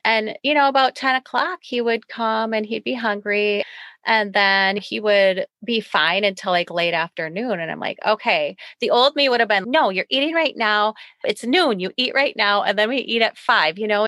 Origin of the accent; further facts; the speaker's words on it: United States; as American